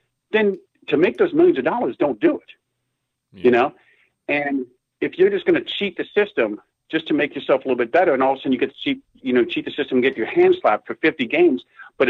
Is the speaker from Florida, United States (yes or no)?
yes; Miami, Florida, United States; Born and raised in Miami